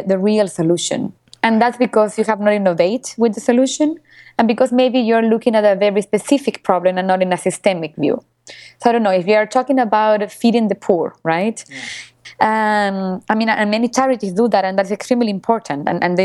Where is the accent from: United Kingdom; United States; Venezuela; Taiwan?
Venezuela; also born or lived in Argentina; I was born in Venezuela because my family exiled Argentina because of the dictatorship.